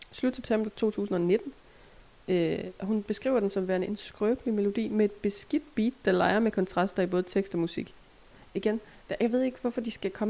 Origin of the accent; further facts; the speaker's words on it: West Funen, Southern Denmark, Denmark; Kommer selv fra Vestfyn, der bare er vokset op